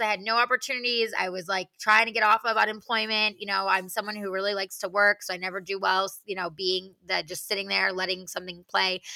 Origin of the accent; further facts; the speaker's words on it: New York, United States; moved away as an adult; also born or lived in Arizona; I'm originally from New York